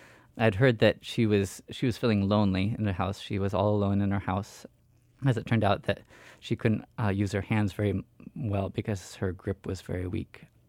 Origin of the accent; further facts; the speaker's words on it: Sitka, Alaska, United States; I use masculine pronouns. I grew up here in Sitka. I was not born here, and currently I work at the library.